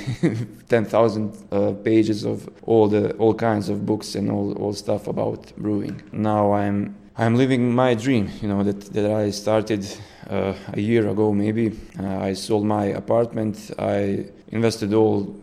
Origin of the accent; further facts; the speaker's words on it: Banja Luka, Republika Srpska, Bosnia & Herzegovina; I'm from Banja Luka. I was born there. I attended university there. I lived there.